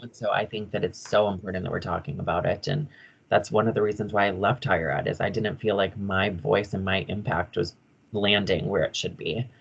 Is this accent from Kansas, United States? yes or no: no; Michigan, United States; moved away as an adult; also born or lived in Upper Peninsula, Michigan / Sioux Falls / Colorado; everyone in Michigan, like, knew …. They all knew that I was very Finnish. They knew my family in my hometown